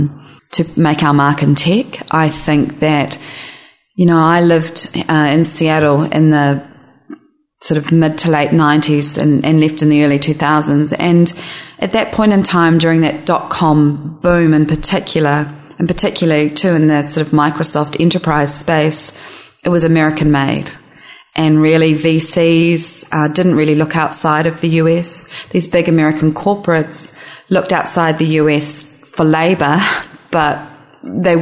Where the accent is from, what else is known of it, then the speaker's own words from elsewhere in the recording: New Zealand; now in San Francisco, United States; I'm a New Zealander